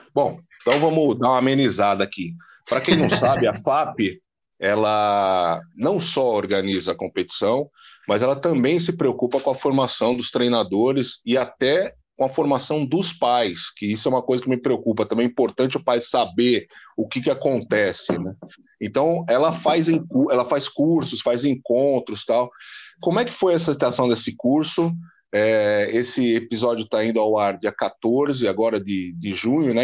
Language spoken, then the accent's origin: Portuguese; ABC Paulista, São Paulo, Brazil; Eu sou do ABC